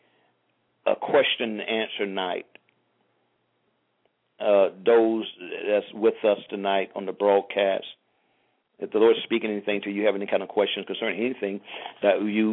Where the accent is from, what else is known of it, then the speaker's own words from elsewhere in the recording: St. Petersburg, Florida, United States; moved away as an adult; now in South Florida, United States; once I left St. Petersburg, I left everything and everyone